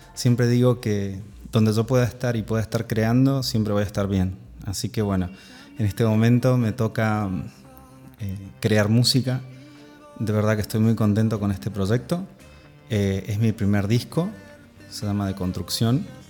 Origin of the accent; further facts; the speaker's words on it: Mendoza, Argentina; accent: Mendocino; nací en Mendoza, nací en Mendoza, en la tierra del sol y del, buen vino.